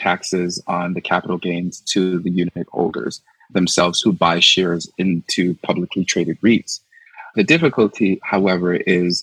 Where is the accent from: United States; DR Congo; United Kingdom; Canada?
Canada; Toronto, Ontario; I grew up in the Little Jamaica community, just in the west end of the city along Eglinton West